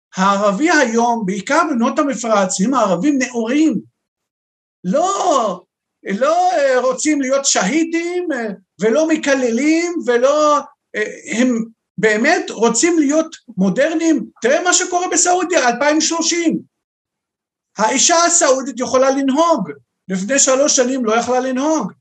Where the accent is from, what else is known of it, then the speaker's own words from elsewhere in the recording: Beirut, Beirut Governorate, Lebanon; moved away as an adult; now in Israel; אני, יליד לבנון, אנחנו מיהודי לבנון, שם גדלתי, למדתי בבית ספר נוצרי